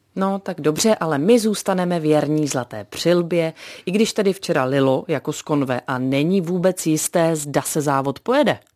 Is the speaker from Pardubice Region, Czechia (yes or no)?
yes; Pardubice, Pardubice Region, Czechia; pocházím z Pardubic